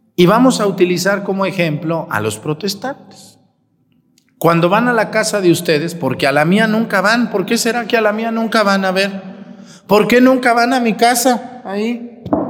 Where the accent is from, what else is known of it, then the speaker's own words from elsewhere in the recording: Mexticacán, Jalisco, Mexico; moved away; mi pueblo, Mextecacán